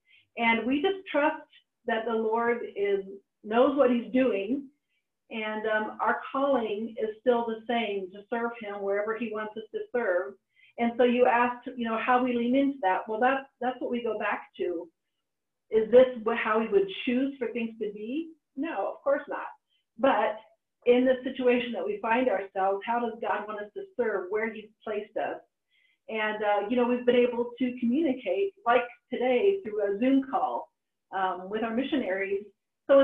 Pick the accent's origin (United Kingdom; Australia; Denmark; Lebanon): Lebanon; because I grew up in the Middle East and was living in Lebanon during a war-torn time, during the Civil War.